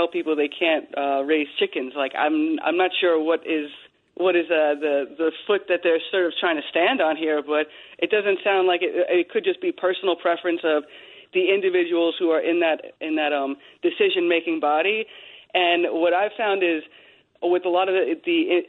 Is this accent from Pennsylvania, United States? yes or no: no; Long Island, New York, United States; I grew up in Long Island